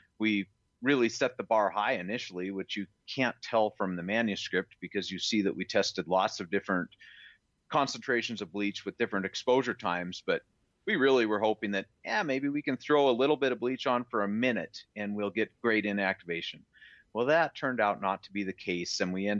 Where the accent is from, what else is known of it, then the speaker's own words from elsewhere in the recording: Montana, United States; born there; And I was born in Montana, and I've done my best to always stay close to home.